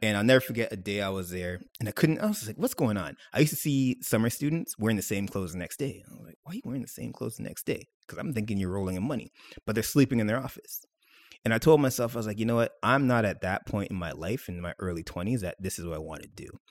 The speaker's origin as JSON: {"language": "English", "town": "Mississauga", "region": "Ontario", "country": "Canada", "tie": "born or raised there", "said": "I was born and raised in Mississauga, proud of it."}